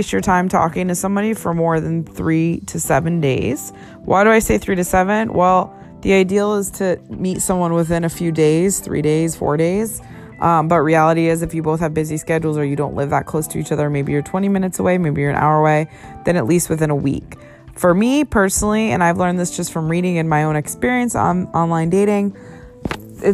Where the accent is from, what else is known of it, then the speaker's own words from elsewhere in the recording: New England, United States; now in Los Angeles, United States; I'm from New England